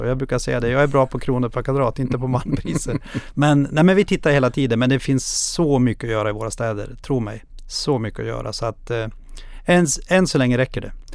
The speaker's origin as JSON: {"language": "Swedish", "town": "Krokom", "region": "Jämtland", "country": "Sweden", "said": "jag är ju själv från Krokom som ligger två mil utanför Östersund."}